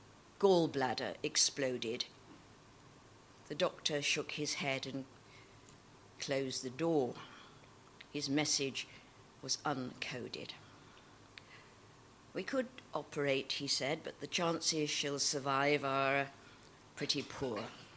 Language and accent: English; Birmingham, West Midlands, United Kingdom; I'm a Brummie, actually, Rachel. Yeah, but I get elocuted, so I talk posh.